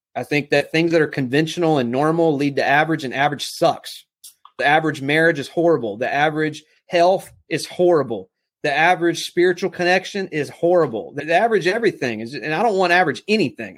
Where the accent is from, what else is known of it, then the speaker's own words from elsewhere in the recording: South Alabama, United States; also born or lived in Texas; I live here in South Alabama. Was born and raised in Texas, but moved here when I was six years old. So, this is home